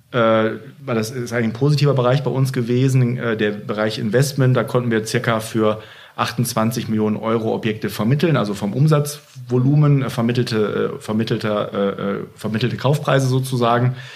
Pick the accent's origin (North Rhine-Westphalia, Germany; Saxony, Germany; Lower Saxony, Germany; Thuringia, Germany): North Rhine-Westphalia, Germany; Und ich dann sage, ja, ich komme aus dem Ruhrgebiet, dann kommen oft die mitleidsvollen Blicke.